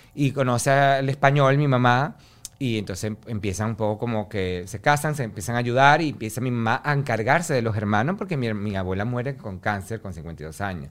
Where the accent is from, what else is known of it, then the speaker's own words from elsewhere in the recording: Venezuela; moved away; que yo me vaya de Venezuela, porque en mi pueblo es un pueblo pequeño